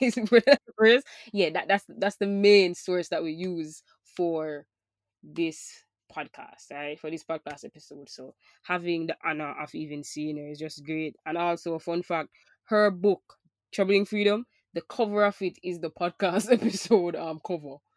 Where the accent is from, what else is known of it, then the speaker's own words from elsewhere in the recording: Jamaica; as a Jamaican